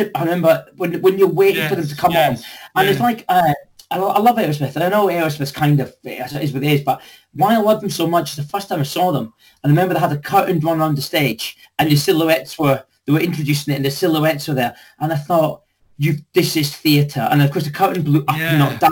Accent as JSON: {"language": "English", "town": "Dundee", "region": "Scotland", "country": "United Kingdom", "also_born_or_lived": "London", "moved": "as an adult", "said": "I was from Dundee, but I moved to London in 1991."}